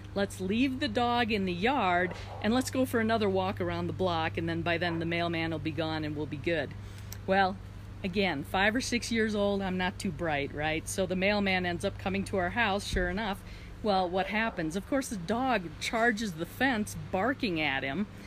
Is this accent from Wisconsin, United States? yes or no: yes; Wisconsin, United States; And I grew up in Wisconsin, so winters there are very cold.